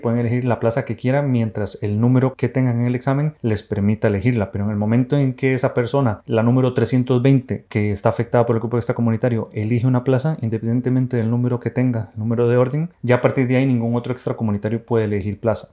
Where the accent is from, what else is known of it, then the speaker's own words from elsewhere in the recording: Costa Rica; moved away as an adult; now in Spain; soy médico urólogo formado aquí en España, pero soy de Costa Rica